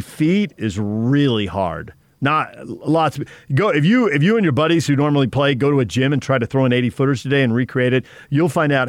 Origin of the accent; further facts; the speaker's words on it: San Diego, California, United States; moved away; I grew up in San Diego